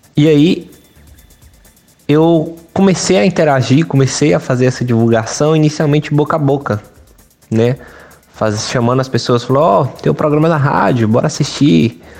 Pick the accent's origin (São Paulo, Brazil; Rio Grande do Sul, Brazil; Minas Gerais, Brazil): Minas Gerais, Brazil; Carlos Chagas; Carlos Chagas, minha cidade natal, aqui no Vale do Mucuri